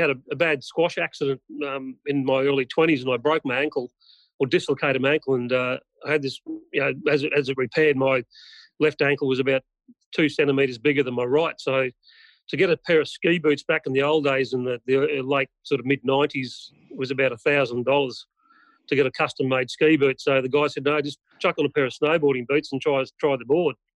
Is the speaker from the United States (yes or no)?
no; Singapore; also born or lived in Hong Kong; growing up in Singapore and Hong Kong, we had uh, maids and and cleaners and such